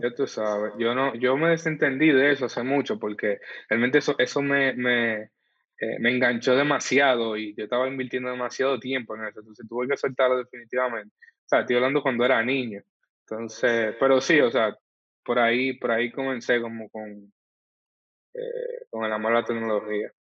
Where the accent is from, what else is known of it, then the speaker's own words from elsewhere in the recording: Santo Domingo, Distrito Nacional, Dominican Republic; yo nací y crecí en el Sánchez, entre el ensanche Luperón y el ensanche Espaillat